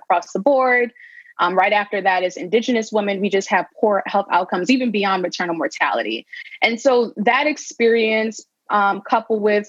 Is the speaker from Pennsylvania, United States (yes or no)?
no; New York City, New York, United States; also born or lived in Bahamas / Westchester / Harlem; I grew up most of my life in the Bronx